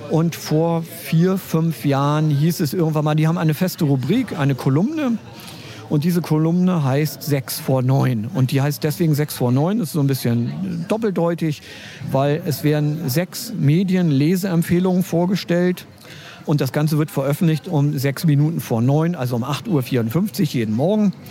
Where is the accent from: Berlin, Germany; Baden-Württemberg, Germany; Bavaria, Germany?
Berlin, Germany; Ich bin eigentlich ein Berliner. Mein Vater ist Ostberliner, meine Mutter ist Westberlinerin. Also ich bin wirklich ein Kind der Teilung.